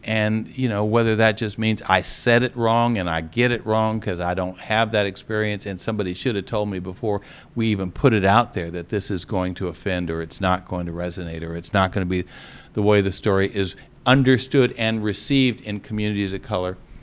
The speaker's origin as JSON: {"language": "English", "town": "Los Angeles", "region": "California", "country": "United States", "tie": "born or raised there", "moved": "yes", "lives_now": "Atlanta, United States", "said": "I was growing up in Los Angeles, California, close to the movie industry"}